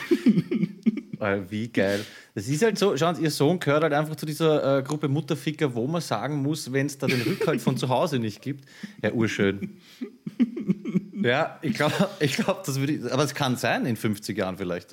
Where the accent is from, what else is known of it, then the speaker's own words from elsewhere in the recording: Vienna, Austria; bei uns in Floridsdorf